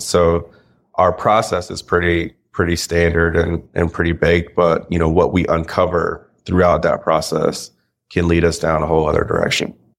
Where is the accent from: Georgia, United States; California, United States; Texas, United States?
Georgia, United States; Kennesaw; I'm from Kennesaw, Georgia.